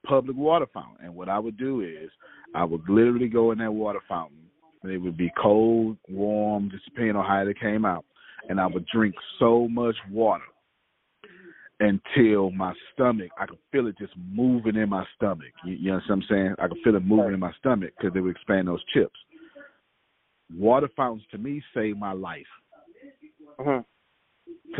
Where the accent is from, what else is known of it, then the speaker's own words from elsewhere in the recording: United States; I grew up homeless, even though I'm from America